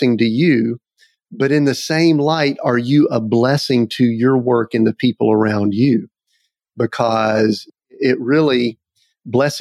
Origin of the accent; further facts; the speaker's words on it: the South, United States; I'm from the South, so I'll use a little bit of vernacular